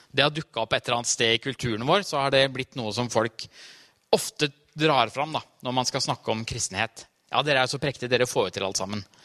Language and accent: Norwegian; Trysil, Innlandet, Norway; moved away; jeg har vokst opp Trysil, på Trysilfjellet